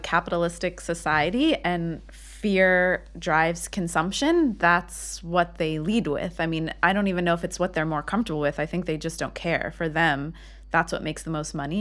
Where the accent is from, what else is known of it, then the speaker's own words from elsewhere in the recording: United States; now in Israel; growing up in America